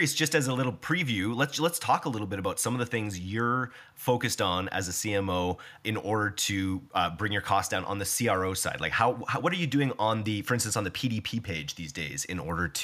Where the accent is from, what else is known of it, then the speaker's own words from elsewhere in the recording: Canada; we're so Canadian